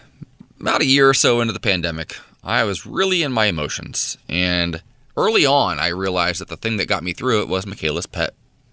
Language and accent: English; Midwest, United States; I'm from the Midwest. You have a lot of Muellers back home.